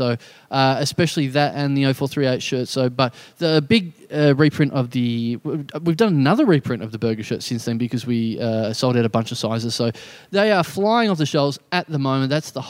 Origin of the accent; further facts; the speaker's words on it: Maribor, Drava, Slovenia; I'm from Maribor. I was 8 and drunk.